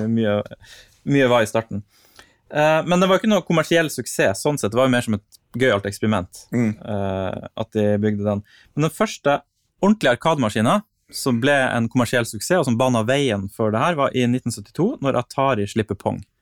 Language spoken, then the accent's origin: Norwegian; Vadsø, Finnmark, Norway; moved away; Og når jeg vokste opp i Vadsø, så fantes det ikke en eneste arkademaskin i hele byen